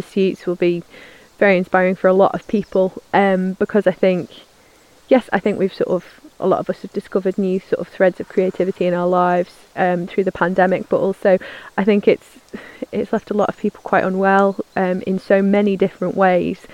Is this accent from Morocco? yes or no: no; United Kingdom; we're British, humility is a very valued quality